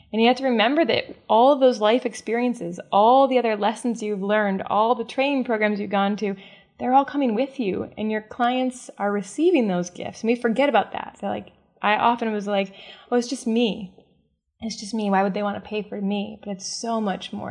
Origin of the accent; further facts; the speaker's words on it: the Midwest of the United States, United States; I was born and raised in the Midwest of the United States.